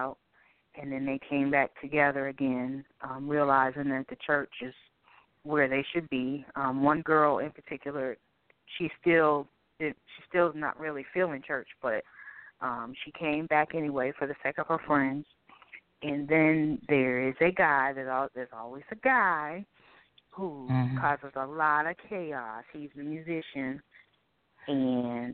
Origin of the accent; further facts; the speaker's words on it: Boston, Massachusetts, United States; now in Durham, United States; I'm originally from Boston, Massachusetts, but I'm currently residing in Durham, North Carolina.